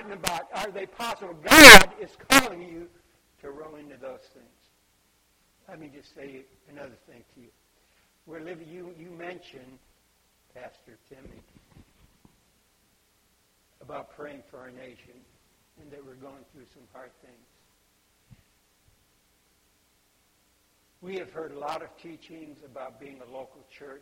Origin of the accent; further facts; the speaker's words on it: Budapest, Hungary; I was born in Budapest, Hungary